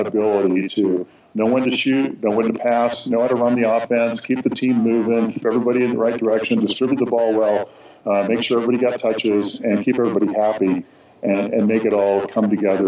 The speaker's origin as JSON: {"language": "English", "town": "Los Angeles", "region": "California", "country": "United States", "tie": "born or raised there", "said": "growing up in Los Angeles"}